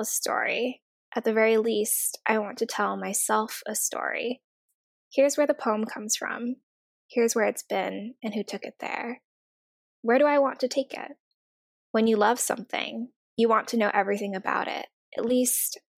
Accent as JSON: {"language": "English", "region": "Oregon", "country": "United States", "tie": "born or raised there", "moved": "yes", "lives_now": "New York, United States", "said": "I'm from Oregon"}